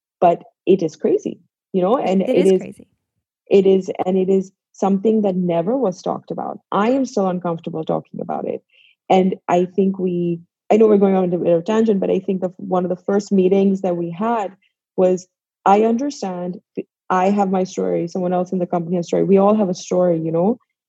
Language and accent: English; Pakistan; now in New York, United States; I am from Pakistan. I am a Muslim. I am a woman. I live in New York.